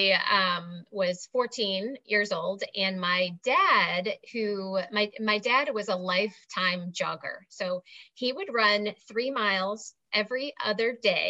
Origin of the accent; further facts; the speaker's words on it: outside of Chicago, Illinois, United States; now in Asheville, United States; I'm actually originally from outside of Chicago